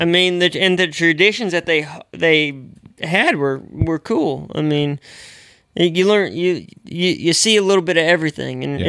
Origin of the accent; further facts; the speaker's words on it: the Northwest, Pacific Northwest, United States; moved away; I grew up in the Northwest